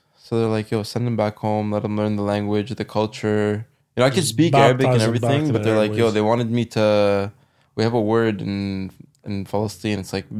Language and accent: English; Ottawa, Ontario, Canada; also born or lived in United Kingdom; from the time that we moved out of South Keys